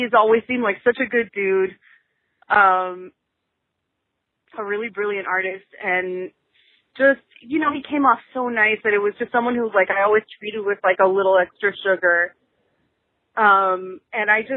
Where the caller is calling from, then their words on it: South Florida, United States; I'm calling you from South Florida